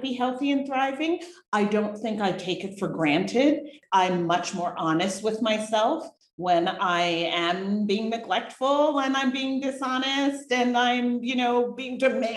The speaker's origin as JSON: {"language": "English", "region": "New Jersey", "country": "United States", "tie": "born or raised there", "also_born_or_lived": "New York City / Massachusetts / London, England / Los Angeles", "moved": "as an adult", "lives_now": "Boquete, Panama", "said": "I was born in New York City, raised in New Jersey"}